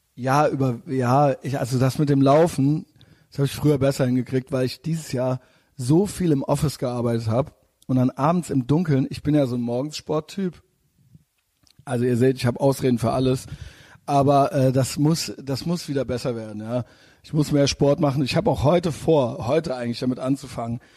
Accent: Germany; als Deutscher

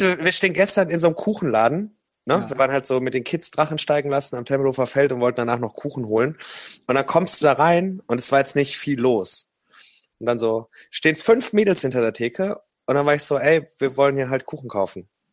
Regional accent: Ruhr area, North Rhine-Westphalia, Germany; moved away as an adult; now in Berlin, Germany; Ich komme aus dem Ruhrgebiet

